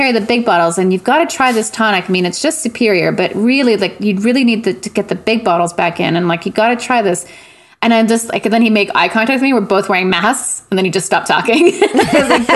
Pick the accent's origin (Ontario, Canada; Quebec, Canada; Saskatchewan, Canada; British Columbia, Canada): Quebec, Canada; Montreal; moved away as an adult; now in Vancouver, Canada; I'm from Montreal and the surrounding area. But I've been out here for like 20 years.